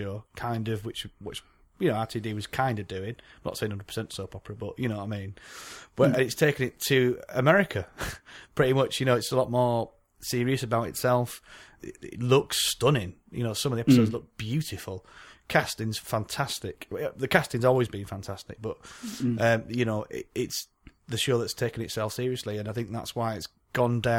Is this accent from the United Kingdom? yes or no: yes; United Kingdom; we're British